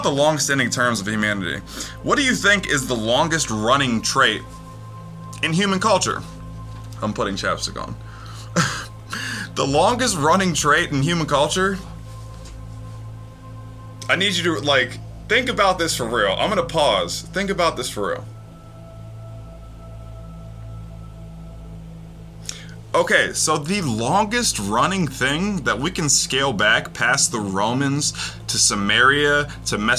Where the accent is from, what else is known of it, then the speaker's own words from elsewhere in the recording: United States; I'm American